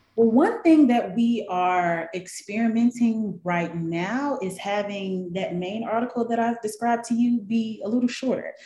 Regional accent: Memphis, Tennessee, United States; moved away as an adult; now in Atlanta, United States; Well, I am originally from Memphis, Tennessee. That's where I was born and raised.

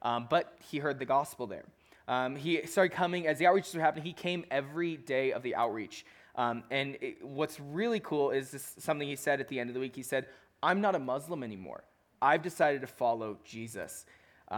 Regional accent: Chicago, Illinois, United States; I'm from Chicago.

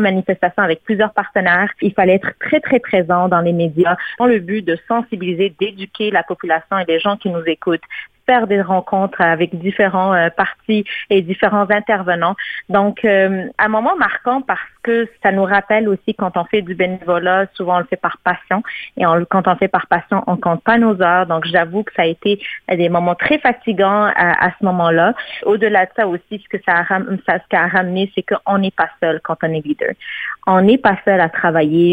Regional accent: Morocco; now in Canada; mon pays d'origine, le Maroc

